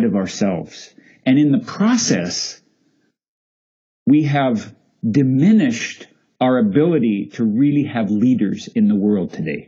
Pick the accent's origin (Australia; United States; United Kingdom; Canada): Canada; I'm a Canadian after all, and we like polite up here